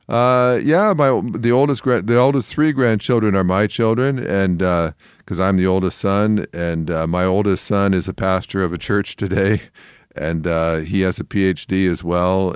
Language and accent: English; Canada; I grew up in Canada, and there were not a lot of Christians there